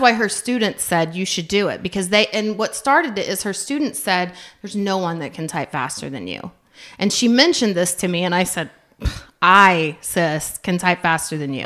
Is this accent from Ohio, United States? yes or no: no; Yukon, Oklahoma, United States; I'm coming from Yukon, which, growing up, very little diversity